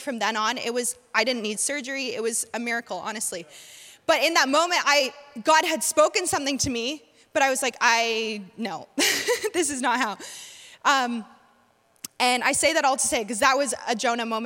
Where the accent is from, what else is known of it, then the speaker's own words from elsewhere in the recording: North Carolina, United States; I'm from North Carolina